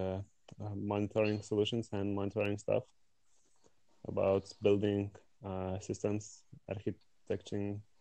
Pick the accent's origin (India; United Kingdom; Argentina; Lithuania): Lithuania; I'm from Lithuania